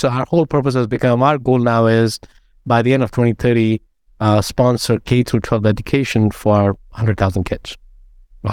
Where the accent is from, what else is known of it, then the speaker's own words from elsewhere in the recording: India; moved away as an adult; now in United States; I grew up in India